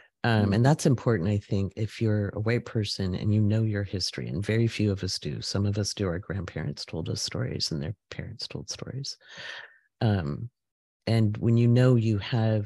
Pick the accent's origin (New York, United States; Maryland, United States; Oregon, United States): Oregon, United States; moved away; also born or lived in Washington State; when I lived in Washington State, I grew up in Oregon.